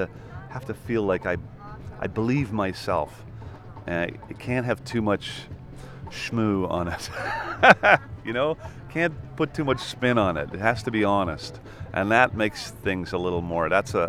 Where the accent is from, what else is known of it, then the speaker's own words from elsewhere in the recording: Canada; So given that, you know, I'm not an Americana artist, because I'm Canadian-Irish